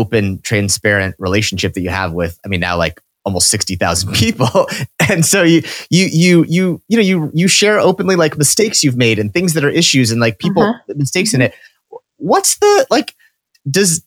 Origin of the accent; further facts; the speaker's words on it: Midwest, United States; now in East Coast, United States; growing up in the Midwest